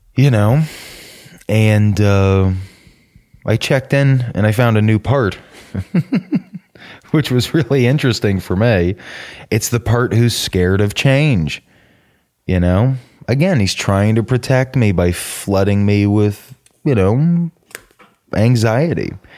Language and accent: English; Norcross, Georgia, United States; also born or lived in Suwanee, Georgia; I'm from Atlanta, which for a white guy almost always means I'm from the suburbs of Atlanta. Uh, Gwinnett County, about fifteen minutes northeast of Atlanta, a town called Norcross